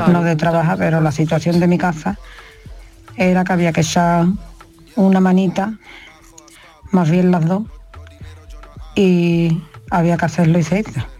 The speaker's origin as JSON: {"language": "Spanish", "town": "Seville", "region": "Andalusia", "country": "Spain", "said": "de Sevilla"}